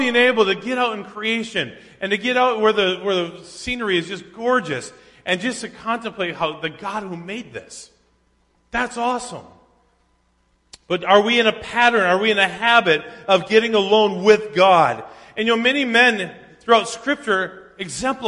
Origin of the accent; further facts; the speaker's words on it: Minnesota, United States; growing up in Minnesota, the only time we ever got up before daylight was to go deer hunting.